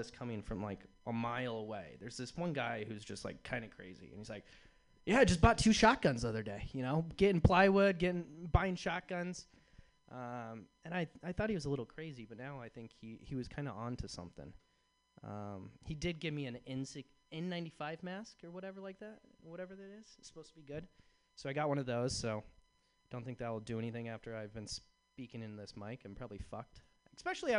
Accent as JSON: {"language": "English", "region": "Iowa", "country": "United States", "tie": "born or raised there", "also_born_or_lived": "Chicago", "moved": "as an adult", "lives_now": "San Francisco, United States", "said": "I grew up in the Midwest in Iowa"}